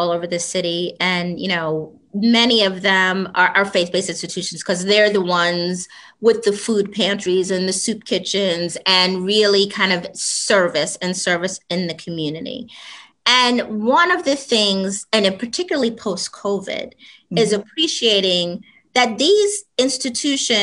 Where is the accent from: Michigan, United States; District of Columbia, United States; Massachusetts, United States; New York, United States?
New York, United States; New York City; I was born and raised in the South Bronx